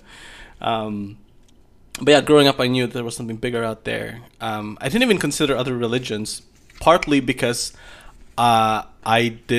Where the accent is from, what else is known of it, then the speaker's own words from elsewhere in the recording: Philippines; I grew up in Philippines, and Philippines is a Catholic nation